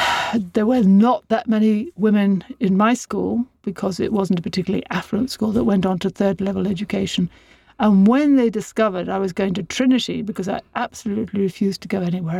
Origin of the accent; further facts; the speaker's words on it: Dublin, Leinster, Ireland; I was born on International Women's Day in a hospital in Dublin called Hatch Street.